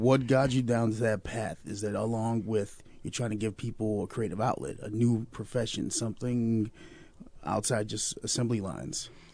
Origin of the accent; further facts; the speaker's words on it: Chicago, Illinois, United States; moved away as an adult; now in Peoria, United States; I'm from Chicago, born and raised.